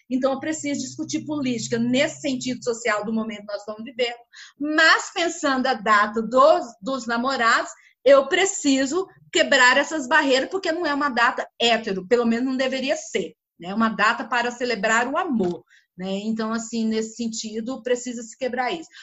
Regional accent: Brazil; Como brasileira

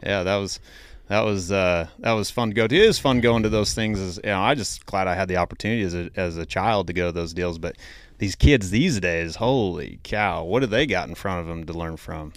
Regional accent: Idaho, United States; I'm from Idaho

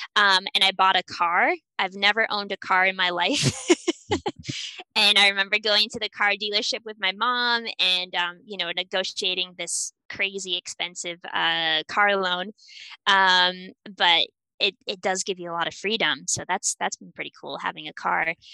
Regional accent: New Hampshire, United States; moved away as an adult; also born or lived in Bratislava, Slovakia; I'm from New Hampshire originally

